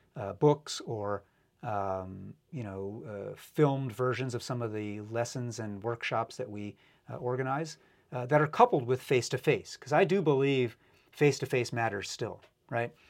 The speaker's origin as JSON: {"language": "English", "region": "New York", "country": "United States", "tie": "born or raised there", "moved": "yes", "lives_now": "Seattle, United States", "said": "I grew up in New York, and so I grew up a Yankee fan"}